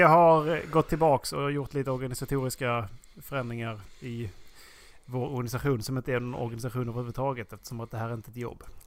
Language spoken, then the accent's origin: Swedish; Sweden; vi är från Sverige och att vi är svenskar